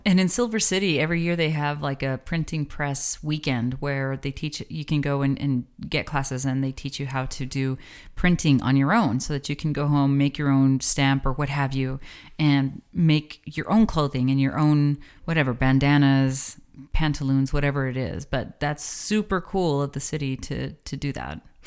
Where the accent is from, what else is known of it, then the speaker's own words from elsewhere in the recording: the Borderlands, New Mexico, United States; Bueno Foods is something that we grew up with here in the Borderlands